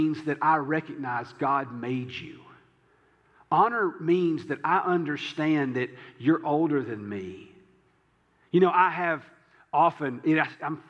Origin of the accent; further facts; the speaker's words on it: the South, United States; I'm from the South